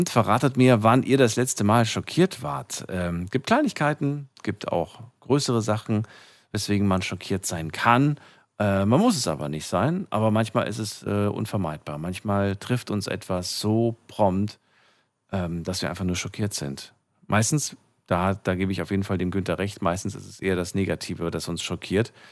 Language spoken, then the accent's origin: German; Limburg, Hesse, Germany; Ich, ich komme aus Limburg.